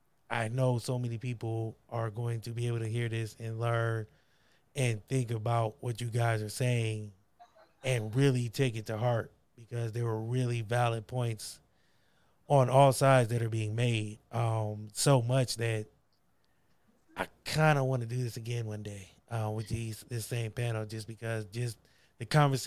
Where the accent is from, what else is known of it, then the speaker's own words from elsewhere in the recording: Akron, Ohio, United States; Yeah, because I grew up in Akron, Ohio. Not the greatest place.